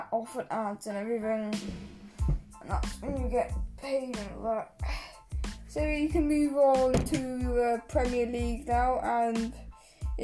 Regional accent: England, United Kingdom; now in Wales, United Kingdom; I live in Wales, but I am English

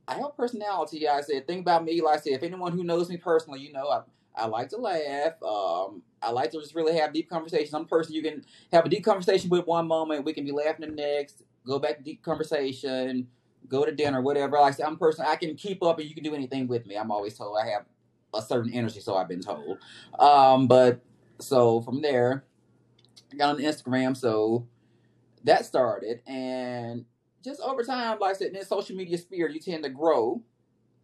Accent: Memphis, Tennessee, United States; my hometown of Memphis, Tennessee.

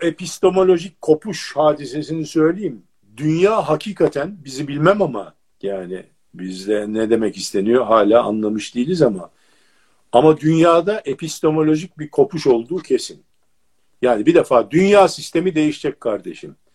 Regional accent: Turkey

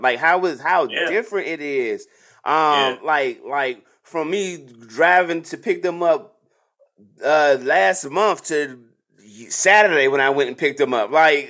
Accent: United States; But as me being here all my life

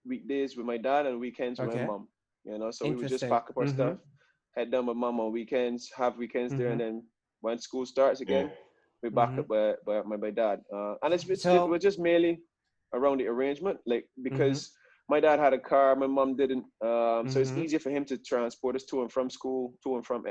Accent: Bridgetown, Saint Michael, Barbados; born and bred in Barbados, Bridgetown, Barbados

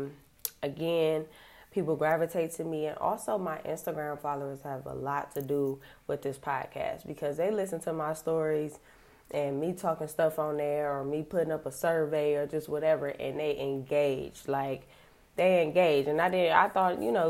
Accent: Cleveland, Ohio, United States; I am from Cleveland, Ohio.

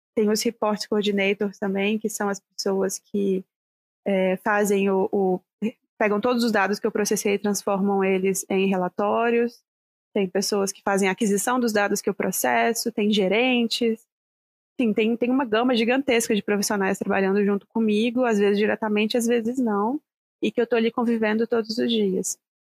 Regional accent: Vitória, Espírito Santo, Brazil; moved away as an adult; na época eu ainda morava no Brasil, morava no Vitória, no Espírito Santo

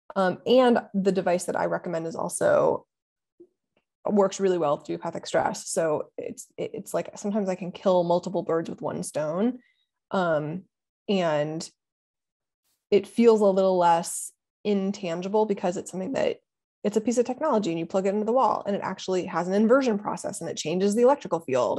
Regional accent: Ohio, United States; moved away; also born or lived in Pennsylvania; I'm from Ohio

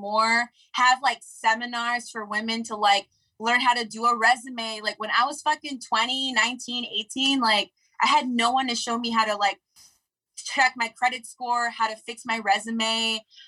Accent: Los Angeles, California, United States; also born or lived in Crenshaw / Inglewood; I grew up

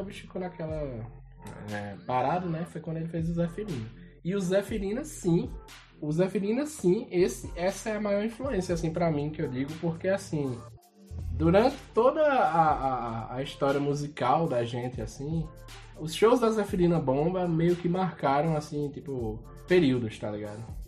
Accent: Esperança, Brazil; eu sou nascido aqui em Esperança

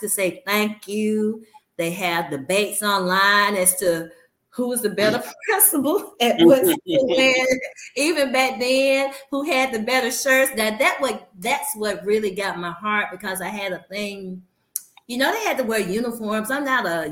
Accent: Birmingham, Alabama, United States; I teach and work exactly where I grew up And I've always told people I'm from Ensley, Alabama

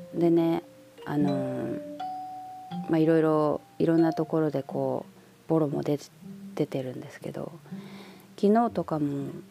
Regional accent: Japan; moved away as an adult; 私やっぱ生まれもあとその育ちも、まあ、18ぐらいまでいた故郷ですからやっぱここの人間

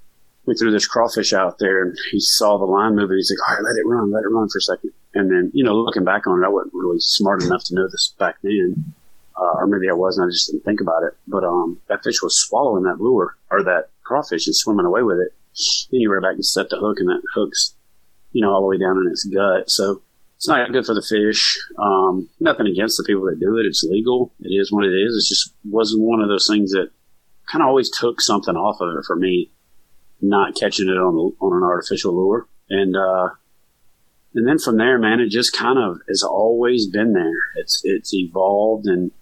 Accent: the South, United States; there wasn't a fishing season, you know, growing up in the South. We don't have a fishing season per se.

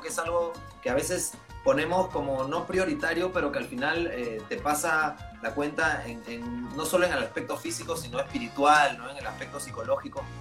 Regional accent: Lima, Peru; los demás somos acá limeños

